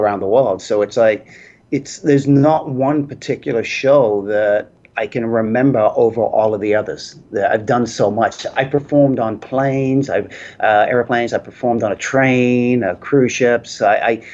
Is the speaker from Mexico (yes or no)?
no; Hayes, London, United Kingdom; moved away; I'm from England originally, Middlesex, Hayes up that way. I was born up there and lived up there.